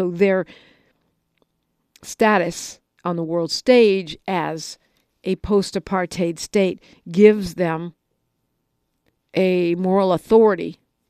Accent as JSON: {"language": "English", "country": "United States", "said": "as black American travelers"}